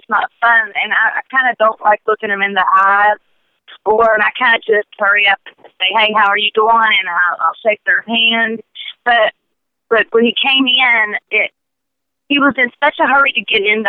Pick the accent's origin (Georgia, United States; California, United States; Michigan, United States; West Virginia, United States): West Virginia, United States; Charleston; I was born in Charleston, West Virginia, and raised here